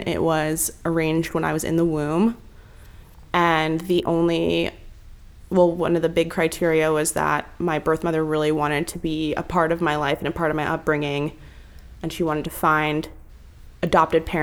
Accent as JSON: {"language": "English", "town": "San Francisco", "region": "California", "country": "United States", "tie": "born or raised there", "moved": "as an adult", "lives_now": "New York, United States", "said": "I was born in the U.S. I was born in San Francisco. And at UCSF, so proper San Franciscan"}